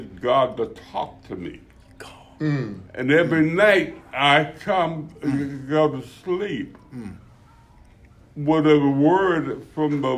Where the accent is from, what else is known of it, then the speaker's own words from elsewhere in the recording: Philadelphia, Pennsylvania, United States; knuckleheads from North Philadelphia